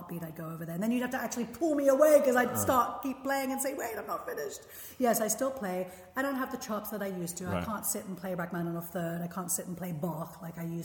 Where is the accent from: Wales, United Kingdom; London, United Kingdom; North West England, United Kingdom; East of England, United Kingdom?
London, United Kingdom; moved away as an adult; also born or lived in Philadelphia / Israel; now in United States; I'm from London, England